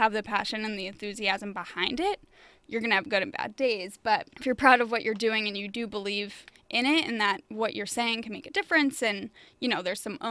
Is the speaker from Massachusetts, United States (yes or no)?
yes; Boston, Massachusetts, United States; now in New York, United States; I'm from Boston